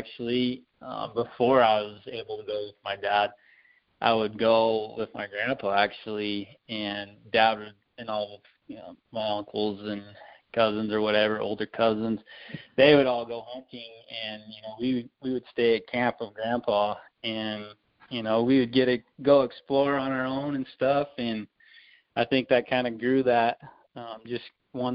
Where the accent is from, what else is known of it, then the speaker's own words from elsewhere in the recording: Farmington, New Mexico, United States; also born or lived in Bloomfield, New Mexico; I grew up here in Farmington, New Mexico, which is right up in like the northwest corner of New Mexico